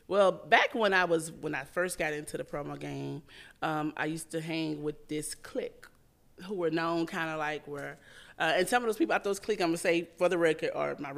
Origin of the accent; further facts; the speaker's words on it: Houston, Texas, United States; I'm from a neighborhood in Houston called Acres Home. That's where I'm from.